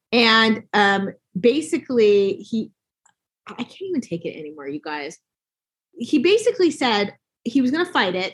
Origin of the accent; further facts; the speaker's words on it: Salt Lake City, Utah, United States; I was born and raised here in Salt Lake City, Utah, and I just recently moved here.